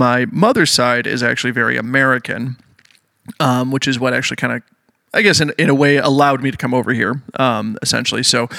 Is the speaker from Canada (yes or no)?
yes; Stratford, Ontario, Canada; moved away as an adult; now in Michigan, United States; I'm originally from Stratford, Ontario. So a lot of my family history is obviously in Canada.